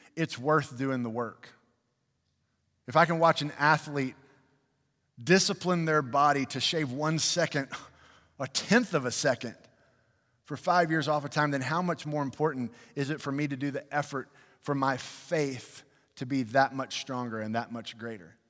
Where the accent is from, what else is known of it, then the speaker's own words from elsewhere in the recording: United States; I love being American.